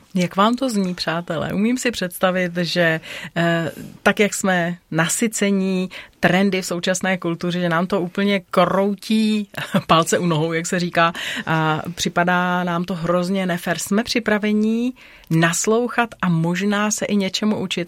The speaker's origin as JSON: {"language": "Czech", "region": "Bohemia", "country": "Czechia", "said": "u nás v Čechách"}